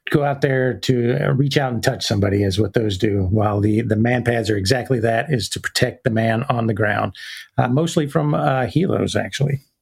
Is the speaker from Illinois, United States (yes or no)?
no; Decatur, Alabama, United States; accent: Southern; moved away as an adult; also born or lived in Mississippi; that's where I went to high school in Decatur, right outside of Huntsville